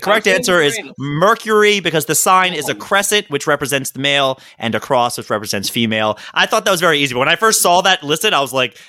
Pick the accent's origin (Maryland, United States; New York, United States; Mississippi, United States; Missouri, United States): Maryland, United States; That's just purely because I'm from Maryland, right?